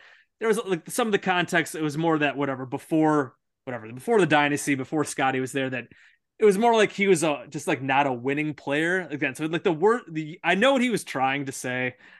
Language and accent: English; Chicago suburbs, Illinois, United States; I grew up in Chicago suburbs.